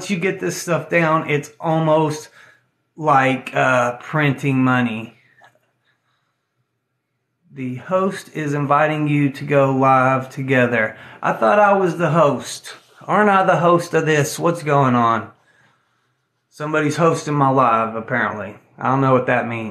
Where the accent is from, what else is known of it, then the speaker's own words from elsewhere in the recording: Tennessee, United States; I'm an old boy from Tennessee, okay? I'm from Tennessee